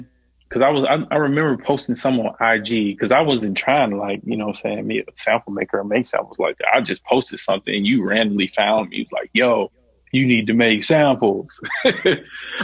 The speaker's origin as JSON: {"language": "English", "region": "Alabama", "country": "United States", "said": "I'm from the South, I'm from Alabama"}